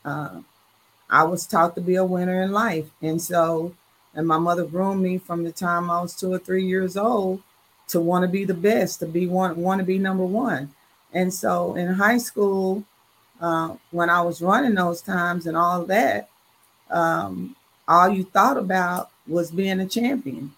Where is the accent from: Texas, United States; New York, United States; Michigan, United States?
Texas, United States; Dallas; I am from Dallas, Texas, and a proud graduate of Dallas Lincoln.